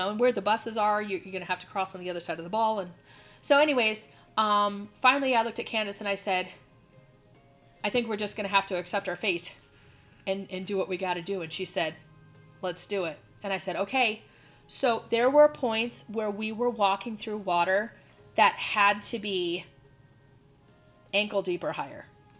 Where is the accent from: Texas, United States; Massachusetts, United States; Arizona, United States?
Arizona, United States; Phoenix; And by the time the bus came, the heavens had opened. Like, and we're from Phoenix, right? So there's, the rain is not common to us.